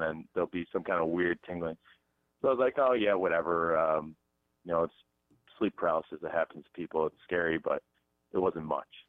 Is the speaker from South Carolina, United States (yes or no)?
yes; Hilton Head Island, South Carolina, United States; I'm from Hilton Head.